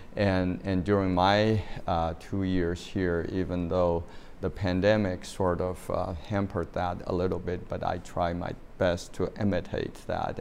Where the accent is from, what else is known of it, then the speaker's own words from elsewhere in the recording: China; moved away as an adult; now in United States; I grew up in China